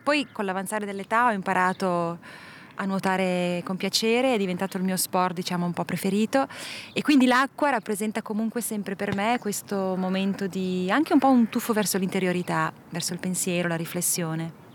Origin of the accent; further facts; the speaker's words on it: Ticino, Switzerland; moved away as an adult; also born or lived in Minas Gerais, Brazil; now in Brazil; sono partita 18 anni dal Ticino e poi dalla Svizzera, sono 20 anni che faccio un po' avanti e indietro